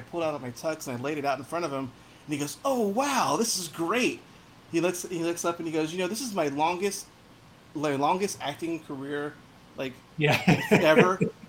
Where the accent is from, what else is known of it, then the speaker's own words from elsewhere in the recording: Modesto, California, United States; I'm from Modesto